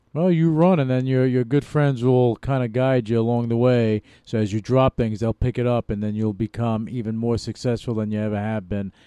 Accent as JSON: {"language": "English", "region": "New York", "country": "United States", "tie": "born or raised there", "moved": "yes", "said": "New York, a uh, New York uh, born and bred. But I lived all over the world"}